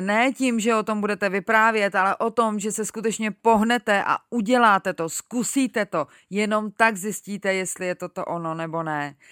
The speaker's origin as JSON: {"language": "Czech", "country": "Czechia", "said": "tady u nás v Čechách"}